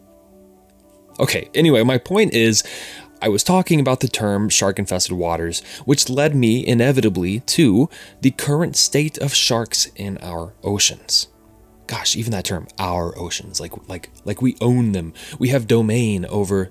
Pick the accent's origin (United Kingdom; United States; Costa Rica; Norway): United States; Cincinnati, Ohio; moved away; We're both originally from Cincinnati, Ohio